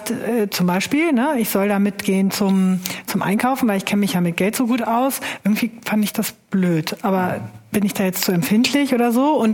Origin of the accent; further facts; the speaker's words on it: Germany; Ich bin halt jüdischen Glaubens und Jude, aber ich bin ganz normal. Ich bin auch Deutscher.